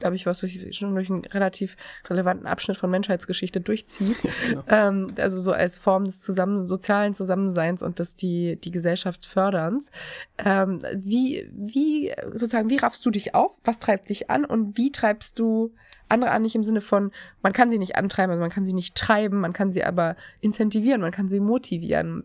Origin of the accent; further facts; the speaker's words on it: Erfurt, Thuringia, Germany; accent: Erfurt dialect; moved away; ich komme ja ursprünglich aus Thüringen. Ich bin ja gebürtige Erfurterin